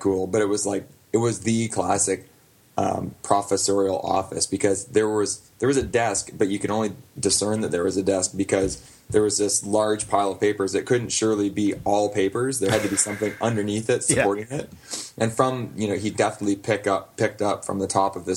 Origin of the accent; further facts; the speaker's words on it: Glencoe, Ontario, Canada; my hometown of Glencoe, Ontario